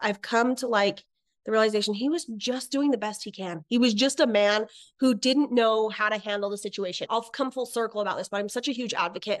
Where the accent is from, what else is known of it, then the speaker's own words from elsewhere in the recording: Idaho, United States; also born or lived in Utah; I'm originally from Idaho. Then I moved to Utah for my dad's job.